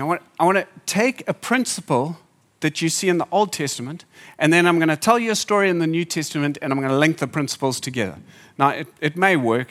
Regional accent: Zimbabwe; now in Durban, South Africa; I grew up in Zimbabwe

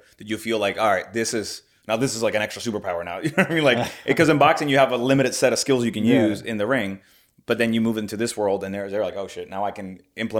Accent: Puerto Rico; I'm from Puerto Rico

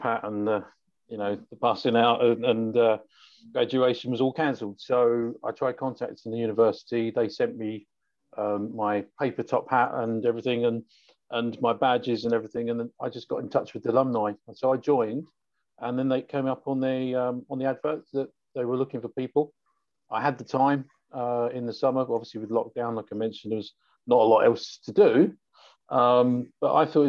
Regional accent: London, United Kingdom; I'm from London.

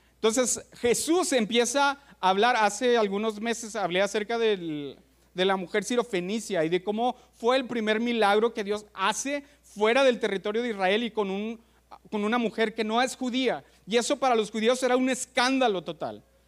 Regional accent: Mexico; como mexicanos somos aceptados en muchos lugares

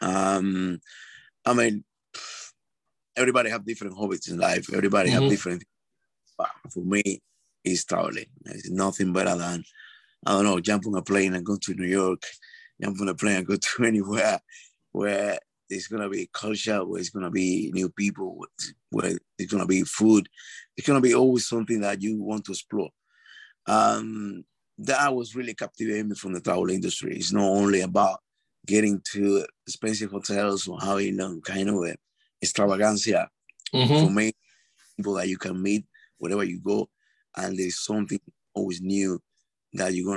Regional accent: Cuba; moved away as an adult; now in London, United Kingdom; I am originally from Cuba. I now based in the United Kingdom in London. I've been here for the last 20 years of my life.

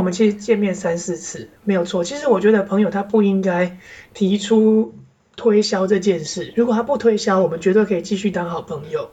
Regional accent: Kaohsiung, Taiwan; 我是高雄人

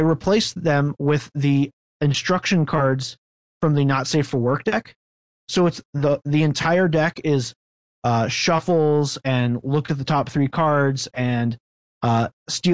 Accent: United States; I am American

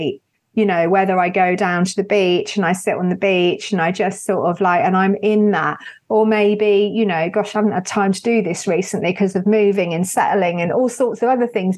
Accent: United Kingdom; especially being British

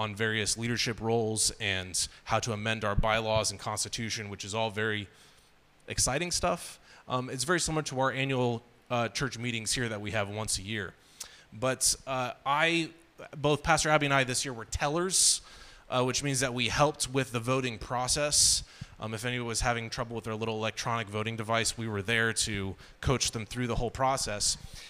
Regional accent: Burkina Faso; told them I grew up in Burkina Faso, which is a French-speaking country.

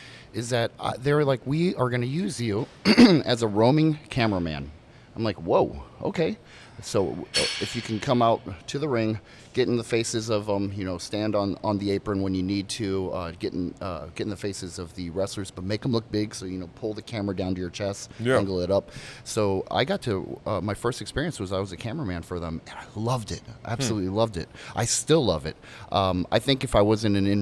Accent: Hawaii, United States; I'm a Hawaiian guy. I'm born and raised in Hawaii.

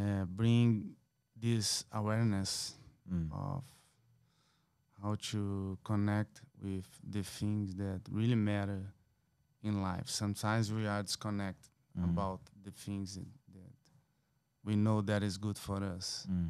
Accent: Brazil; It's my first time. I'm from Brazil.

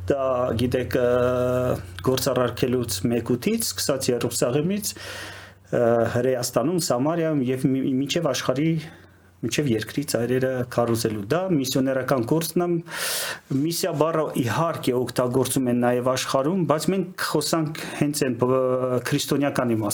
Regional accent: Yerevan, Armenia; moved away as an adult; also born or lived in Moscow, Russia / Siberia, Russia; now in Kyiv, Ukraine; ծնվել եմ շատ վաղուց, դեռ սովետ էր։ Երևանում եմ ծնվել, ստեղ դպրոց եմ գնացել, բայց երբ որ արդեն դպրոցը ավարտեցի, մեկնեցի Մոսկվա

